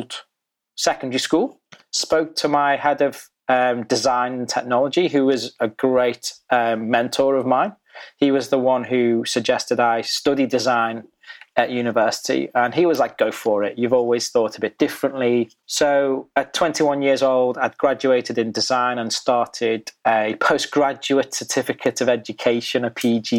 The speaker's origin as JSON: {"language": "English", "area": "the Wirral", "region": "North West England", "country": "United Kingdom", "tie": "born or raised there", "said": "We grew up in a very predominantly white British community called the Wirral"}